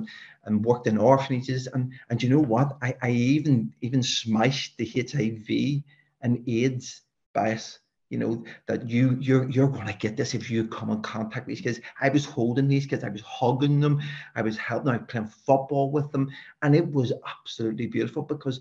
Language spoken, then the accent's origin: English; Belfast, Northern Ireland, United Kingdom; a fella like me, who was brought up in West Belfast, we really didn't venture outside of West Belfast